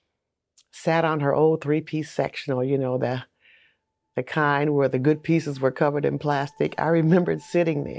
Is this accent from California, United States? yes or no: no; Saginaw, Michigan, United States; I grew up in Saginaw, Michigan